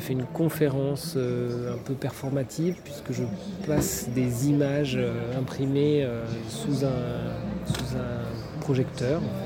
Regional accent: Paris, Île-de-France, France; moved away as an adult; je suis parisien, né à Paris, donc j'ai grandi en ville

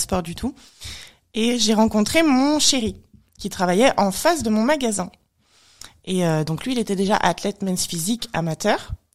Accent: France; Je suis née en France

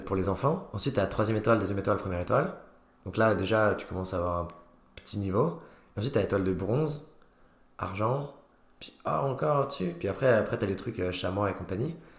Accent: Haute-Savoie, Auvergne-Rhône-Alpes, France; moved away as an adult; also born or lived in Lyon; now in Nancy, France; j'ai grandi en Haute-Savoie

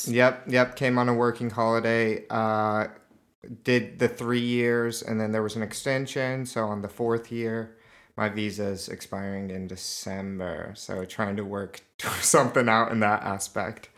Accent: Utah, United States; accent: American; moved away as an adult; also born or lived in Barcelona, Spain / Argentina / Costa Rica / Sydney, Australia; now in Glen Elk, Australia; I was grew up in Utah

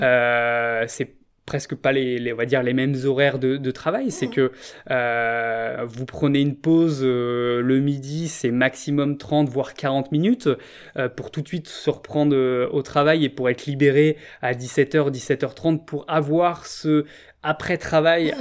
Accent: Rennes, Brittany, France; moved away; also born or lived in Paris region / Montreal; ma ville natale, Rennes

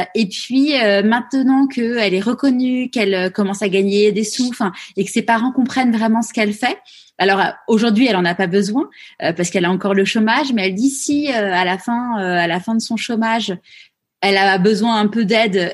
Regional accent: France; nous, en tant que Français

